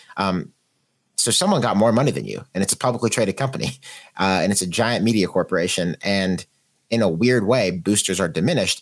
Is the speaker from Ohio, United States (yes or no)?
no; Pittsburgh, Pennsylvania, United States; we're both from Pittsburgh